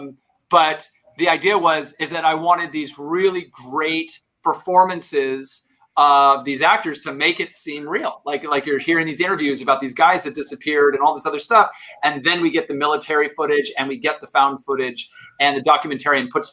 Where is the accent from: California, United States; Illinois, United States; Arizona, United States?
Arizona, United States; Tucson; moved away; I grew up in Arizona